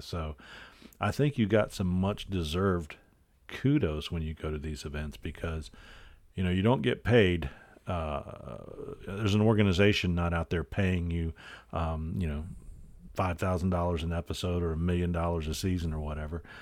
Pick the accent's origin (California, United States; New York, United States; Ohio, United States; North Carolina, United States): North Carolina, United States; I'm from North Carolina